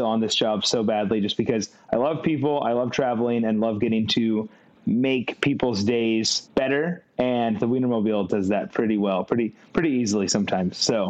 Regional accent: Visalia, California, United States; I grew up in Visalia, California, on the opposite coast of Lauren. And so … from California. And it's funny because I am the only Californian on the team

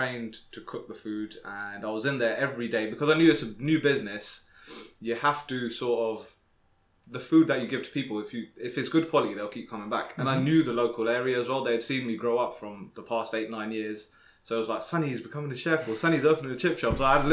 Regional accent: Slough, South East England, United Kingdom; I'm originally from London, Slough Town

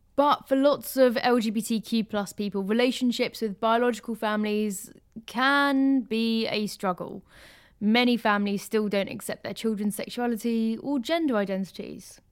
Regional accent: London, United Kingdom; I grew up in London

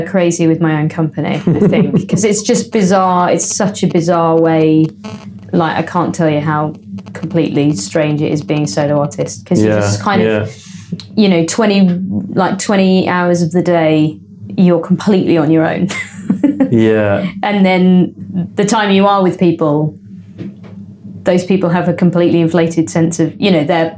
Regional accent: Leicester, East Midlands, United Kingdom; I'm born and raised Leicester

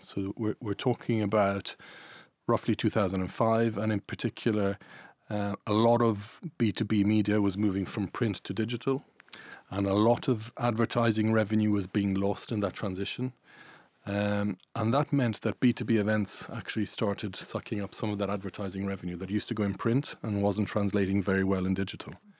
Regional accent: Ireland; accent: Irish; also born or lived in Italy; I'm Irish Italian. You might hear an Irish accent

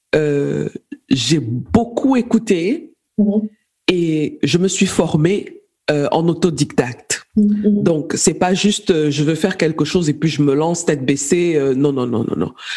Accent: Cameroon; moved away as an adult; now in Berlin, Germany; Je suis camerounaise, d'origine camerounaise, de nationalité allemande. Je vis en, en Allemagne, à Berlin, où j'ai fait mes études en informatique technique

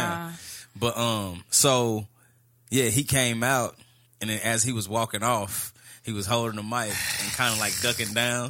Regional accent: Texas, United States; I'm from Texas.

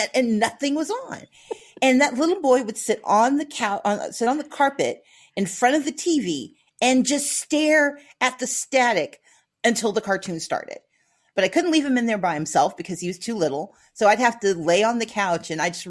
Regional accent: Mississippi, United States; moved away; also born or lived in Georgia; As I grew up in Mississippi

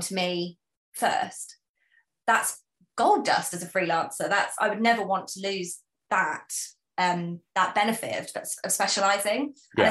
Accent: United Kingdom; I am British

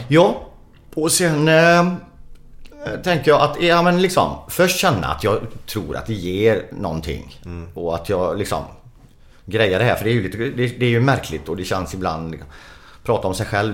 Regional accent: Sweden; vi är svenskar

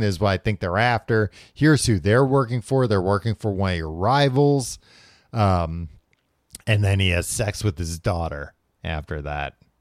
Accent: United States; I'm an American.

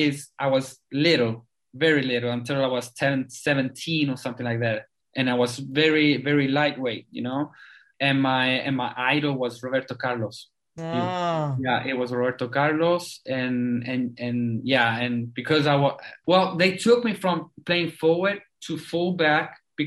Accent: South Africa; born there; English is a second language; I was born in South Africa, and I've been talking to you today with the English.

